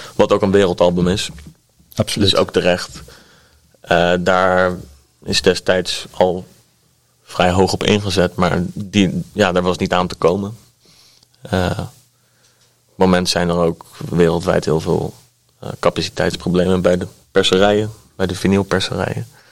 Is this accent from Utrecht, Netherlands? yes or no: no; Delft, South Holland, Netherlands; opgegroeid in Delft. Uh, wonen nu ook nog eh, bij Delft in de buurt